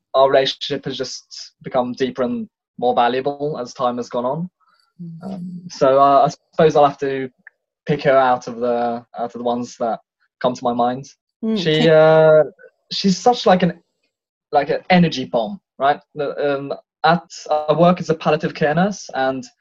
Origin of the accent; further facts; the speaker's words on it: Tønsberg, Vestfold, Norway; accent: British; also born or lived in England; I'm in my hometown. It's in Tonsberg, 2 hours south of Oslo.